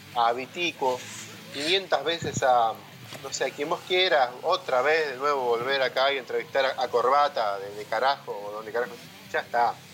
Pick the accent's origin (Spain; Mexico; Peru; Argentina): Argentina; Buenos Aires; accent: porteño; los porteños tenemos el mismo acento